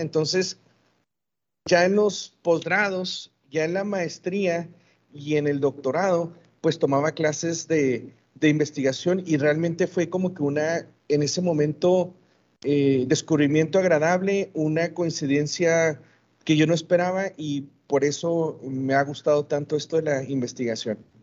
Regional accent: Ciudad Juárez, Chihuahua, Mexico; soy de aquí de Ciudad Juárez, aquí nací y aquí he vivido toda mi vida

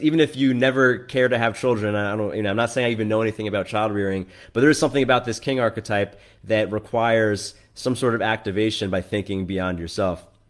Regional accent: New York, United States; I grew up in New York, so I'm, I'm quite liberal in general

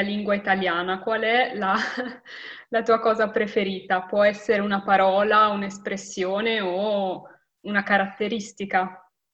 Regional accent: Milan, Lombardy, Italy; io sono nata a Milano

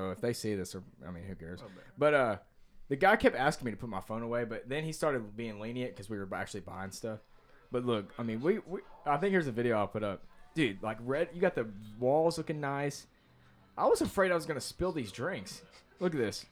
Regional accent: United States; I'm from America

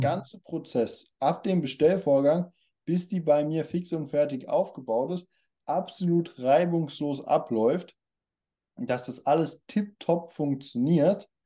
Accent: Germany; kommen wir aus Deutschland

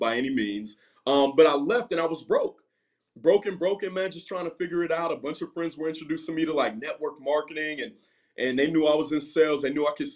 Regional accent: Ohio, United States; I'm from Ohio

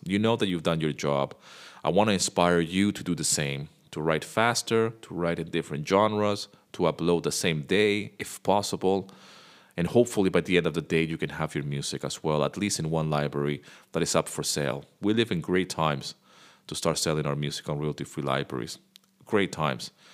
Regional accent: Venezuela; I grew up in Venezuela

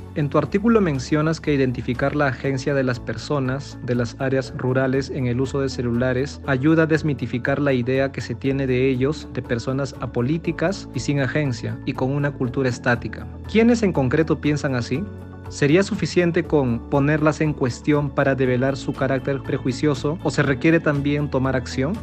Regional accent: Ayacucho, Peru; soy de Yacucho

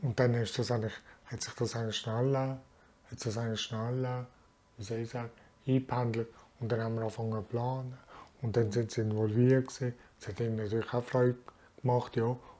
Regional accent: Frenkendorf, Basel-Landschaft, Switzerland; also born or lived in Bern; ich wohne in Frankendorf, bin hier zur Schule gegangen und habe hier meine Lehre gemacht und ja, bin eigentlich aufgewachsen hier

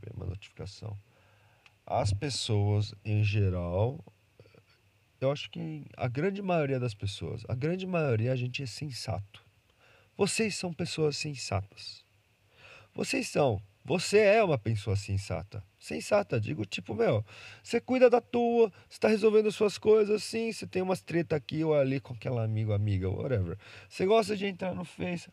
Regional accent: Brazil; Eu nasci no Brasil

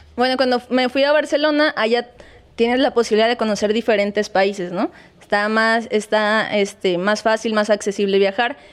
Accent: Chilpancingo, Guerrero, Mexico; also born or lived in Acapulco; ellos son de ese pueblo y hemos estado aquí en Chilpancingo

